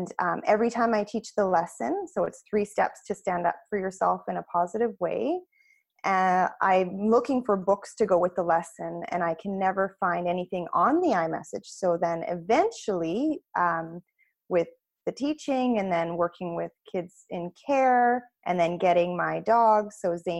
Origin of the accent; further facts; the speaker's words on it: Nova Scotia, Canada; now in Chilliwack, Canada; I'm actually from Nova Scotia originally.